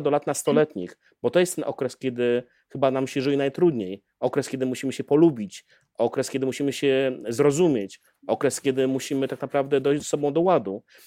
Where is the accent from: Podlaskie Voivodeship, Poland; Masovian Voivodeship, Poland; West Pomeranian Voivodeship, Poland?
Podlaskie Voivodeship, Poland; Białystok; moje dzieciństwo spędzone w Białymstoku, a zatem e, na, na Podlasiu